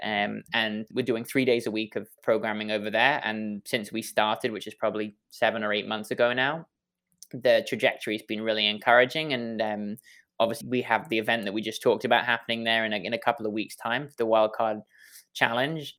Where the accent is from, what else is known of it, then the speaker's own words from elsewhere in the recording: England, United Kingdom; accent: English; now in Washington, D.C., United States; my silly English accent